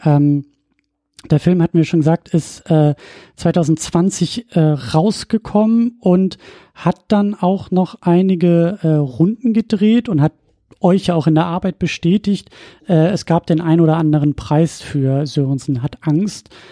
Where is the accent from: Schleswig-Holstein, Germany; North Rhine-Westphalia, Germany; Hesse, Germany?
Schleswig-Holstein, Germany; Husum; weil das äh, meine Heimatregion ist